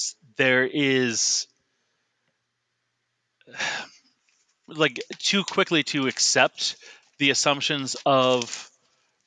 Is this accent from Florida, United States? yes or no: no; Boston, Massachusetts, United States; I'm from the Boston area. So we have like Raytheon had a building, you know, like a mile, maybe less from my house